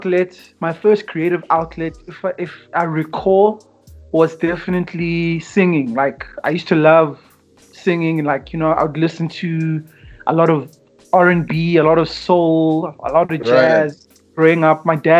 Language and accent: English; Tembisa, Gauteng, South Africa; also born or lived in Kempton Park / Benoni; I grew up in Tembisa, moved to Kempton Park in the 90s when it was legal right.